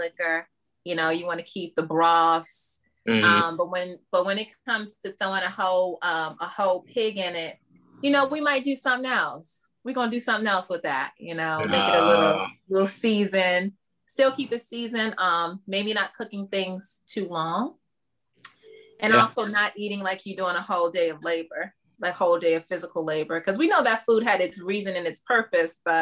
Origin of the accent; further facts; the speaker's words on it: Baltimore, Maryland, United States; I'm born and raised in Baltimore, but my family has a lot of Southern roots